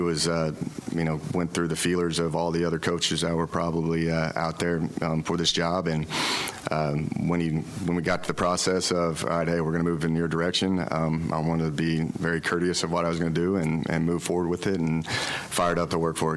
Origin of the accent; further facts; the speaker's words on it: Oklahoma, United States; now in Waco, United States; I'm from Oklahoma